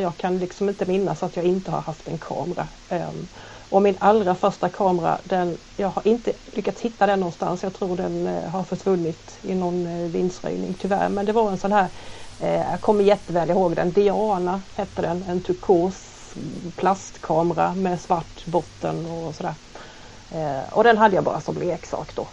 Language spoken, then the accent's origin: Swedish; Halmstad, Halland County, Sweden; äkta hallänning, född och uppvuxen i Halmstad